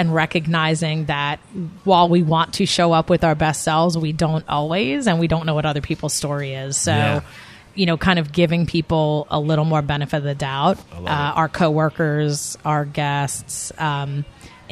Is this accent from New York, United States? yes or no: yes; New York, United States; I'm a New Yorker by, that's where I grew up, and I'm definitely, my New York can come out sometimes